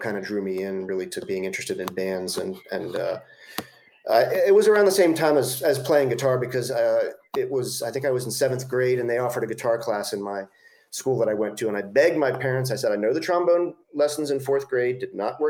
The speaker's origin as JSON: {"language": "English", "town": "Silver Spring", "region": "Maryland", "country": "United States", "tie": "born or raised there", "said": "I grew up in the in Maryland, just outside of DC, in Silver Spring"}